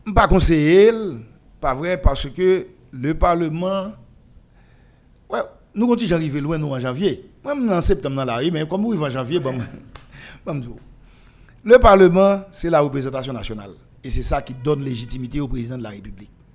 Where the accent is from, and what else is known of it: Haiti